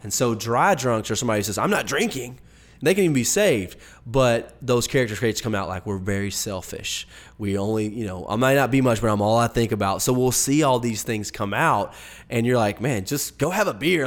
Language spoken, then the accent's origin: English; the Bible Belt, the South, United States; growing up in the Bible Belt, not so much people that live maybe out in the, out west or up north, but in the South